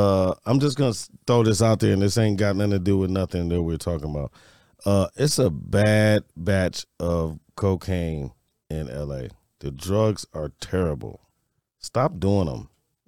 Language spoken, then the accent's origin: English; Detroit, Michigan, United States; Like, I'm from Detroit. Detroit don't sound as bad as LA right now.